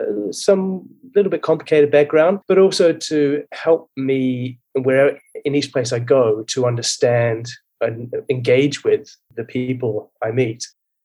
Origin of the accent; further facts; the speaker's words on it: Germany; also born or lived in Hong Kong / United Kingdom; I think I was born into it. I was born and brought up in Germany. My father's British military. And we spent a lot of time in Hong Kong as well as Germany and a bit of time in the UK.